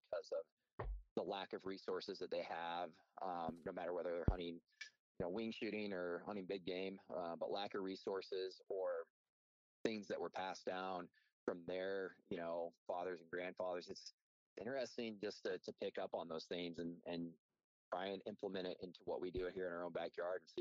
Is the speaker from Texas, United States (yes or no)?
yes; Northeast Texas, United States; I grew up in Northeast Texas.